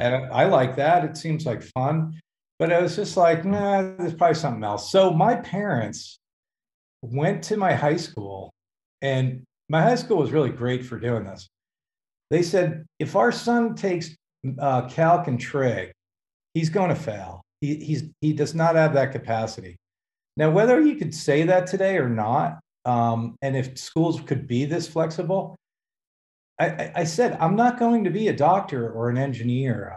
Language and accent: English; Hackensack, New Jersey, United States; also born or lived in Los Angeles; now in California, United States; I, I, was born and raised in New Jersey, born in Hackensack